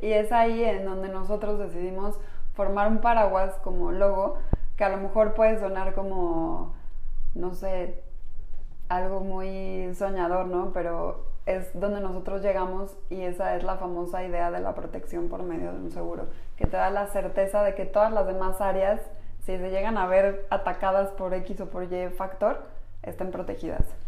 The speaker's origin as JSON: {"language": "Spanish", "country": "Mexico", "said": "Somos mujeres mexicanas"}